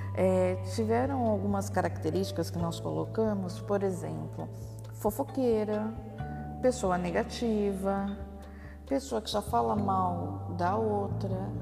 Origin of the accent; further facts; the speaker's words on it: Baixada Santista, São Paulo, Brazil; Eu sou da Baixada Santista